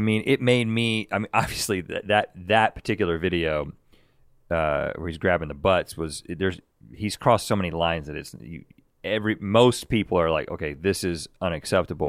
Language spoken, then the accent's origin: English; North Carolina, United States; mid 30s, maybe even older than that now, growing up in North Carolina and surrounded by tobacco fields